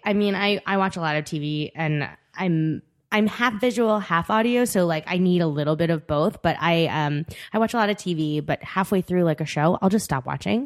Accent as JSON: {"language": "English", "area": "Long Island", "region": "New York", "country": "United States", "tie": "born or raised there", "also_born_or_lived": "Korea", "said": "I was brought to the U S at three months, and I grew up on Long Island."}